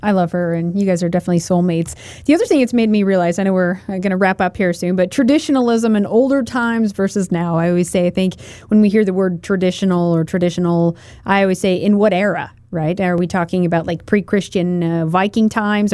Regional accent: Portland, Oregon, United States; now in Idaho, United States; when I grew up, uh, in Portland, Oregon. I was born in Portland, Oregon

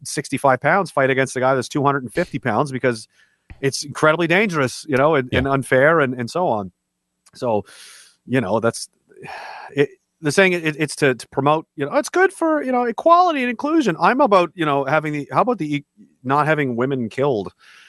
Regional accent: Canada; since I'm Canadian, they say someone has a great hockey IQ

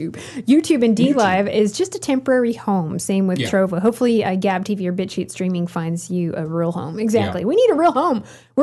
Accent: Florida, United States; On behalf of my home state of Florida, which is number 3 and Texas number 2, I say thank you

